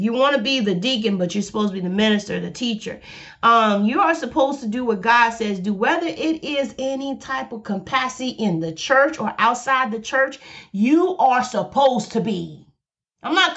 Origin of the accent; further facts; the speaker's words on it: Alabama, United States; I'm from Alabama, so I say boy and I say girl. I'm from the South.